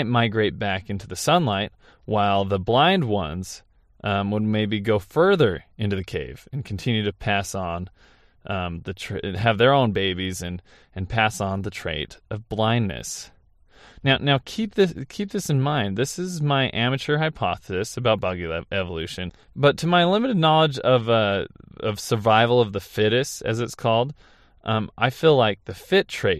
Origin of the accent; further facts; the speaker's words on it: St. George, Utah, United States; my hometown in St. George, Utah